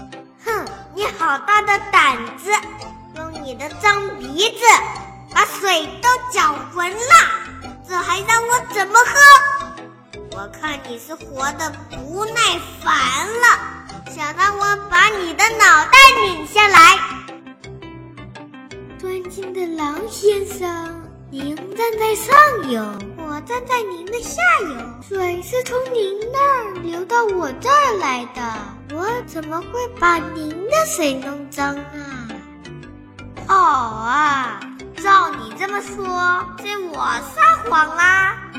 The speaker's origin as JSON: {"language": "Chinese", "town": "Shaoxing", "region": "Zhejiang", "country": "China", "said": "今年六周岁了，我来自浙江绍兴。"}